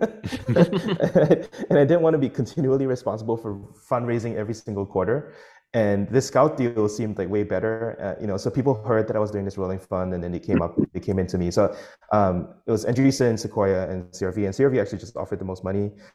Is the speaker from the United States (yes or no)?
no; Singapore; I'm Singaporean